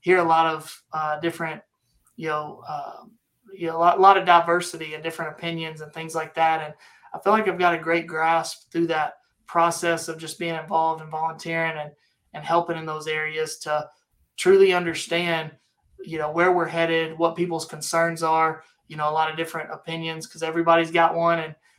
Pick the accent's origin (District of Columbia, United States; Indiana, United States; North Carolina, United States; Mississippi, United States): Mississippi, United States; Hurley; moved away as an adult; also born or lived in Waxahachie, Texas; now in Midlothian, United States; I'm from Mississippi, down on the coast, down near the Biloxi area, a little town called Hurley. That's where I was born and raised